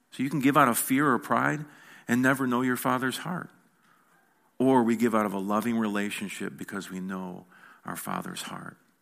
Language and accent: English; United States; I'm an American